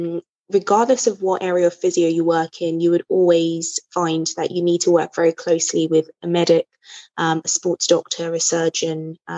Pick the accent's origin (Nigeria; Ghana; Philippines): Nigeria; now in England, United Kingdom; so I'm originally Nigerian